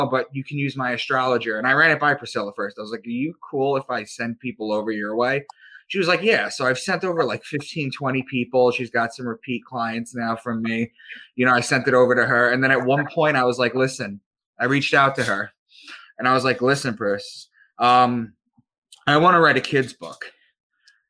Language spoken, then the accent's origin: English; Long Island, New York, United States; I'm from Long Island